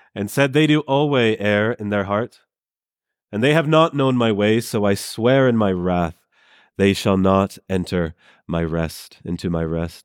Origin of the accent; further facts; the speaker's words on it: Canada; I'm from Canada